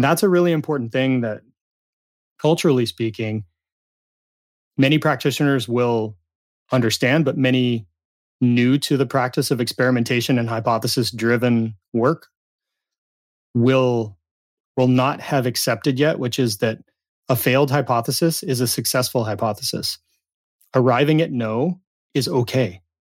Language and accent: English; Southern California, United States; dishwasher at a pizza, pizza shop in my hometown in Southern California